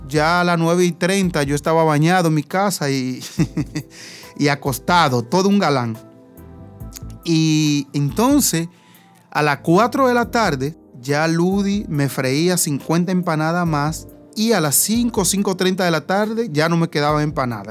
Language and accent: Spanish; Higüey, La Altagracia, Dominican Republic; me voy a quedar en mi pueblo